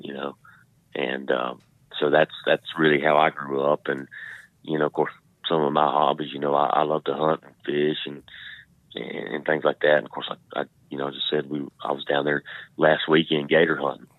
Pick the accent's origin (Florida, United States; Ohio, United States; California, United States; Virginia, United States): Florida, United States; Trenton; I grew up in North Florida